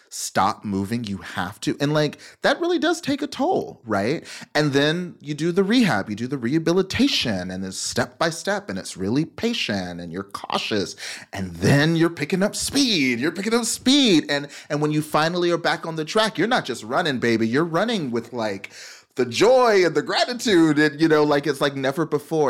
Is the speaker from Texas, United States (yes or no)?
yes; Memphis, Tennessee, North Texas, United States; I was raised in, um, Memphis, Tennessee, and then the suburbs of, of North Texas. And so I grew up in the South